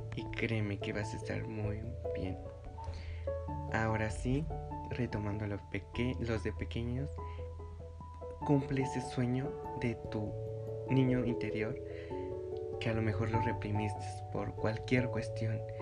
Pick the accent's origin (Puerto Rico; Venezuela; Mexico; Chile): Mexico; Mexico City; yo soy de la Ciudad de México